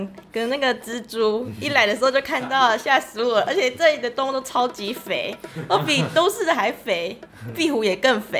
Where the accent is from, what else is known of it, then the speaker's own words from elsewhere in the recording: Changhua County, Taiwan; 我是彰化人。